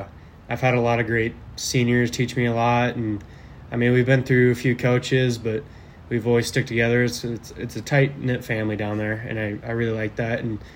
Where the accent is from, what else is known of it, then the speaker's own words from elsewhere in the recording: Ankeny, Iowa, United States; moved away as an adult; also born or lived in Fort Dodge, Iowa; now in Jonesboro, United States; I've had a good time growing up in Ankeny.